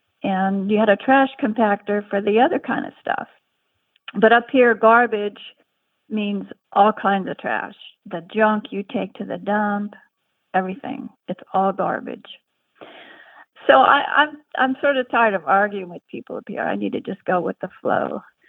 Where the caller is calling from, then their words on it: Shelton, Washington, United States; also born or lived in San Diego; Hi, this is …. I'm calling from Shelton, Washington.